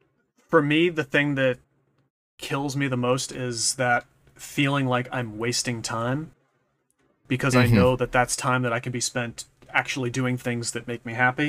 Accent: New England, United States; accent: Boston; I kind of have, like, a slight Boston-ish kind of accent, because I'm from New England

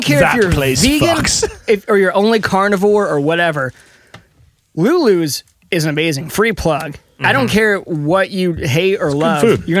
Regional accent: United States; I'm an American.

